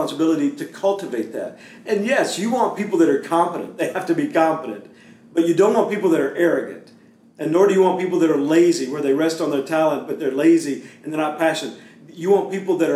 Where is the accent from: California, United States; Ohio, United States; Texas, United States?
Texas, United States; Beaumont; growing up in Beaumont. I went to Westbrook High School